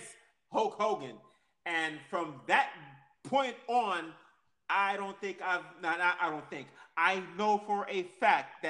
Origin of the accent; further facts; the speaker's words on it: New York City, New York, United States; I'm from Queens, New York.